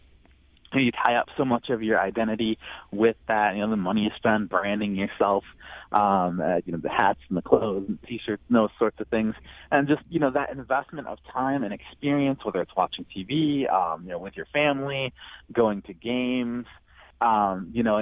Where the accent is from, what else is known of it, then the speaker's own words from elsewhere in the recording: Lansing, Michigan, United States; I'm from Lansing, Michigan